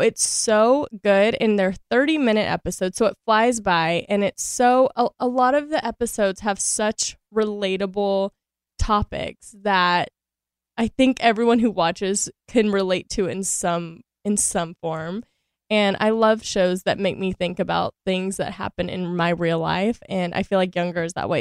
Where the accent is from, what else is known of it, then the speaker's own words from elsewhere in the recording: Shreveport, Louisiana, United States; moved away as an adult; also born or lived in San Diego; now in Los Angeles, United States; I grew up in Shreveport, Louisiana